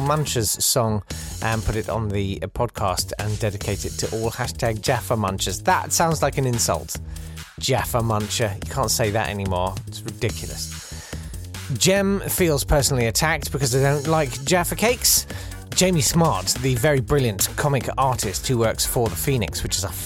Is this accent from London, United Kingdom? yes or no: no; Kent, South East England, United Kingdom; I'm from Kent.